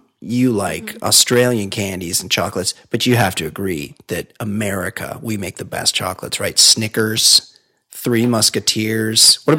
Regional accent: United States; I get an Americano because I'm American

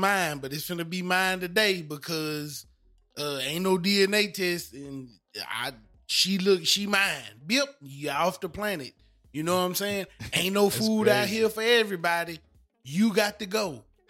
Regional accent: the South, United States; Well, from the South, I'm from the South. We from the South.

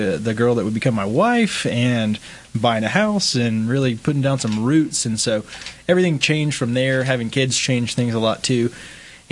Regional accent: Midland, Texas, United States; also born or lived in Alabama; I am from Midland, born and raised. Grew up here

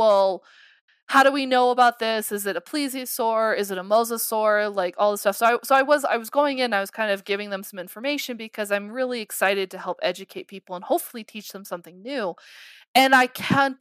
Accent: Colorado, United States; I am working back in Colorado. I'm very happy to be back in my home state.

